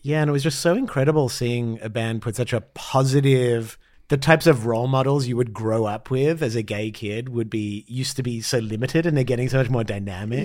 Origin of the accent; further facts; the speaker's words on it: Australia; moved away as an adult; now in Los Angeles, United States; as an Australian